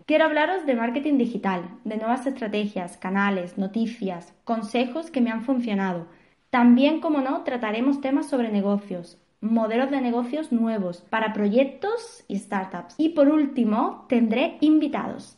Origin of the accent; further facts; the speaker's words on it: Seville, Andalusia, Spain; moved away as an adult; now in Barcelona, Spain; Soy de Sevilla, aunque llevo casi dos años en Barcelona